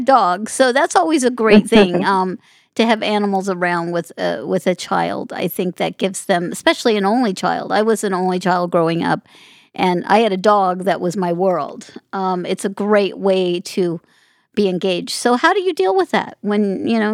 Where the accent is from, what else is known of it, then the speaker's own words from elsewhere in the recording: Las Vegas, Nevada, United States; I grew up in Las Vegas, so I grew up in a community that, you know, made their living on gaming